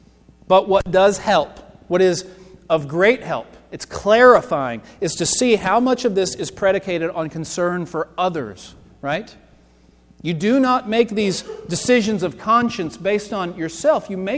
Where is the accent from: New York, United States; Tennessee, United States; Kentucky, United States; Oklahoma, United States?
Kentucky, United States; Lexington; I'm from Lexington. Before I moved here, we lived in Lexington.